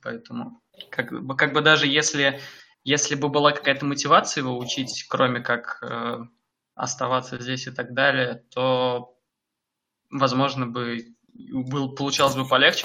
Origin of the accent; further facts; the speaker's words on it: Samara, Samara Oblast, Russia; moved away as an adult; also born or lived in Moscow, Russia; now in Munich, Germany; я приехал из России. Э, я вообще из Самары